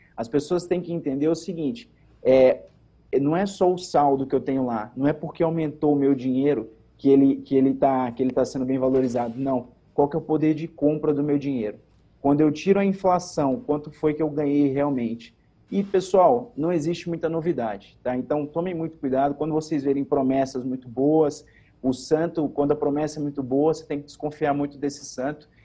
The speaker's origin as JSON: {"language": "Portuguese", "region": "Pernambuco", "country": "Brazil", "moved": "yes", "lives_now": "Campinas, Brazil", "said": "Eu sou pernambucano, né? Sim. Graças a Deus, radicado no estado de São Paulo"}